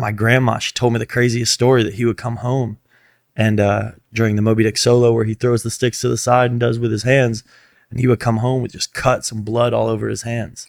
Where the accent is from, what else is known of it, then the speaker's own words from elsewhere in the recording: Fort Lauderdale, Florida, United States; moved away as an adult; now in Los Angeles, United States; my hometown